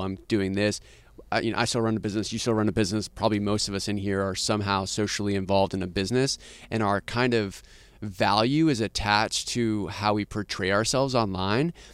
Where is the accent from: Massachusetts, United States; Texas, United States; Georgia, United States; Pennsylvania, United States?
Texas, United States; Austin; I'm actually from Austin